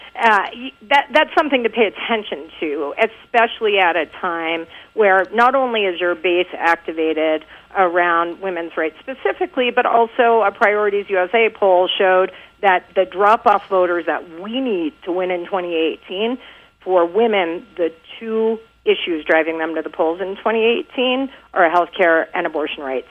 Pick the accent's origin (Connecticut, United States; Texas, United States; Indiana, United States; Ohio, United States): Texas, United States; I'm from Texas